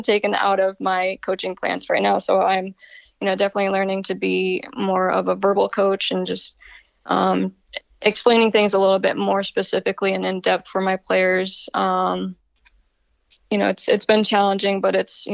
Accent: Connecticut, United States; moved away as an adult; also born or lived in Arizona / Los Angeles / Atlanta / Iceland; now in Maryland, United States; I'm originally from Connecticut. I'm a Yankee.

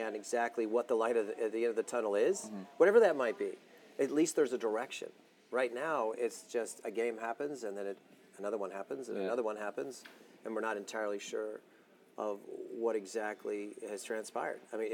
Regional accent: United States; We're American

